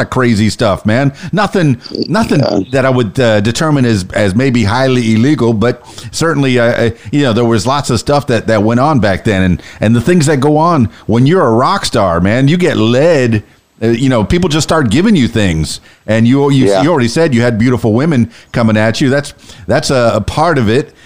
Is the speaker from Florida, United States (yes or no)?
yes; Miami, Florida, United States; now in Arkansas, United States; I'm from Miami